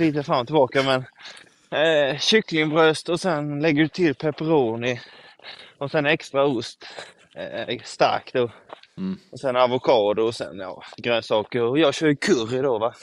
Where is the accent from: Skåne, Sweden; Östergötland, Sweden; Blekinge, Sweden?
Blekinge, Sweden; Karlskrona; also born or lived in Hällevik; nu under uppehållet så var jag i Karlskrona, min hemstad.